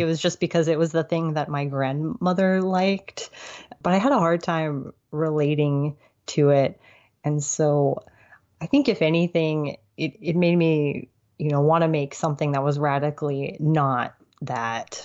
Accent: Tulsa, Oklahoma, United States; moved away as an adult; also born or lived in Alexandria, Virginia; now in Fayetteville, United States; my family relocated to Tulsa, Oklahoma. And that's pretty much where I've lived most of my life. I went to elementary school through high school

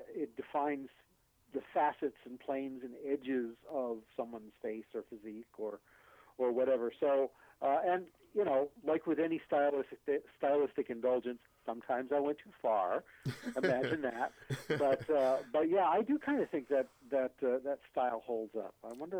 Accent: Maine, United States; moved away as an adult; there's a thing about us Mainers

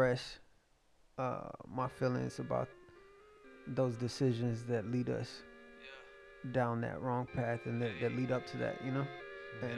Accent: Fort Worth, Texas, United States; also born or lived in Akron / Cleveland / Columbus; I grew up in Diamond Hill, what most people would consider North Side, maybe, but Fort Worth

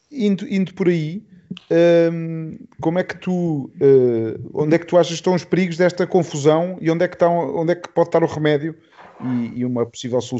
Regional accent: Portugal; quase a nossa, a nossa missão no mundo como portugueses, uh, eh, metemos-nos em barcos e começámos a juntar esta malta toda.

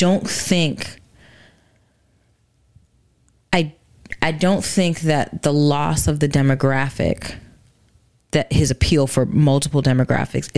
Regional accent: Ghana; now in United States; I'm a Ghanaian woman.

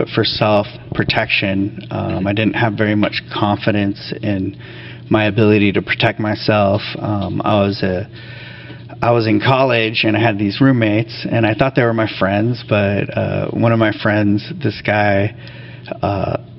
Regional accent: Santa Barbara, California, United States; moved away as an adult; now in Washington, United States; my hometown in California, Santa Barbara

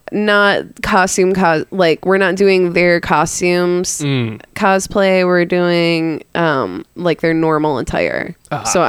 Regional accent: Michigan, United States; now in Texas, United States; I'm from Michigan

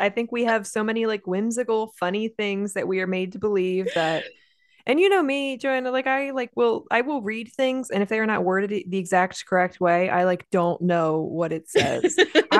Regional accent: New Jersey, United States; now in Pennsylvania, United States; I'm an LPC from Pennsylvania, transplant from South Jersey. I'm a cishet white woman.

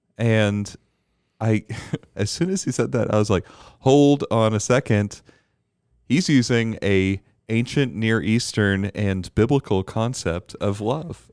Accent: Bermuda; Growing up in Bermuda

